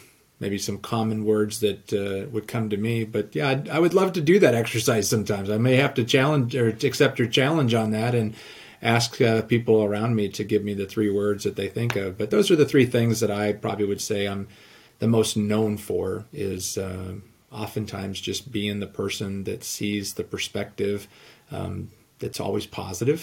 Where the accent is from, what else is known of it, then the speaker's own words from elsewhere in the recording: Southern California, United States; now in Iowa, United States; I grew up in Southern California. I live in Iowa now